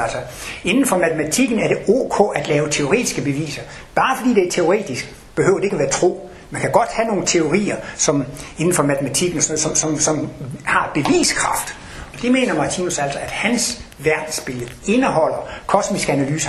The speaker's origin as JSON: {"language": "Danish", "country": "Denmark", "tie": "born or raised there", "moved": "yes", "said": "Jeg kommer over fra Jylland af"}